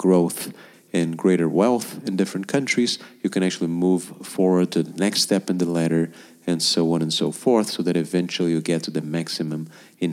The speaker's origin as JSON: {"language": "English", "country": "Brazil", "said": "I'm going to use Brazil as my home country"}